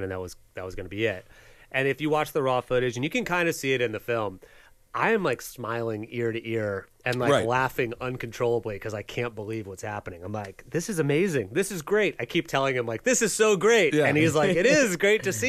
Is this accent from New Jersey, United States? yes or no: no; West Palm Beach, Florida, United States; I actually am from West Palm Beach